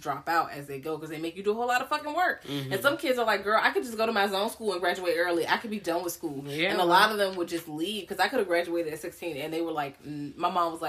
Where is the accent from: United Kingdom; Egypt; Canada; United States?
United States; Richmond, Virginia; I went to a smaller school, and I'm from Richmond. Like, Richmond is pretty black